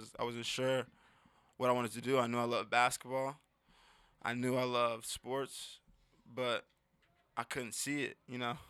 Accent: Seattle, Washington, United States; born or raised there

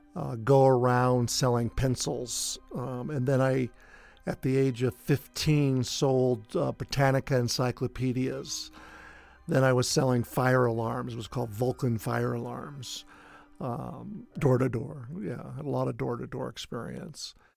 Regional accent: Denver, Colorado, United States; I was born in Denver, Colorado, fourth generation

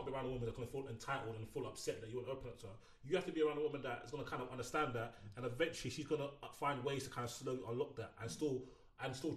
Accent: Nigeria; being Nigerian and Yoruba

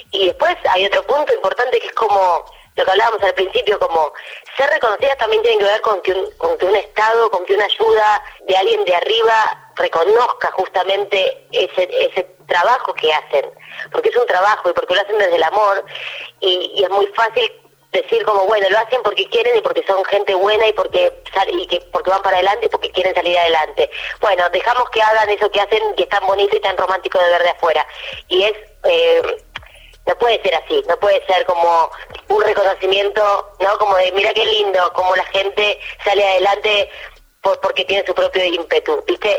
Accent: Argentina; soy la única argentina de toda la serie

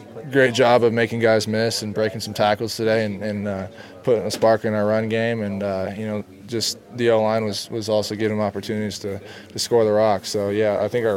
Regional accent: Lake Stevens, Washington, United States; Lake Stevens is a great town to grow up in the whole Snohomish County area

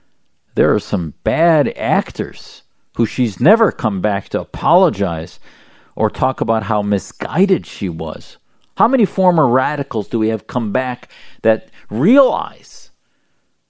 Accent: United States; an American Muslim who served my country

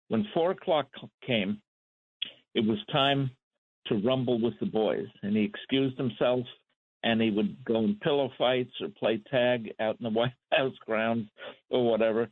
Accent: New York City, New York, United States; I was born in Queens

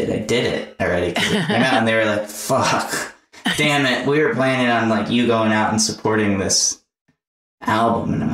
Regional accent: the South, United States; accent: Southern; Every time I do it, my Southern accent, I'll go like, "Hey y'all, what's everybody doing?"

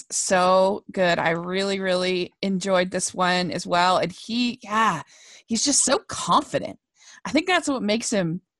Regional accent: South Carolina, United States; I'm from South Carolina

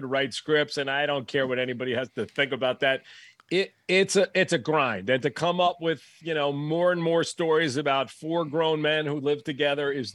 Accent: New York, United States; I grew up in New York

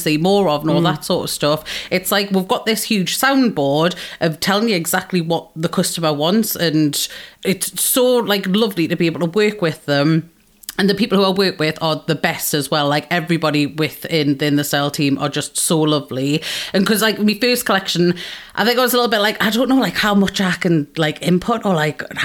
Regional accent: Geordie, North East England, United Kingdom

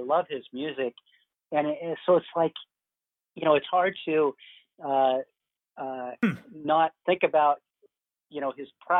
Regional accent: Seattle, Washington, United States; I was living in Seattle. I grew up in Seattle

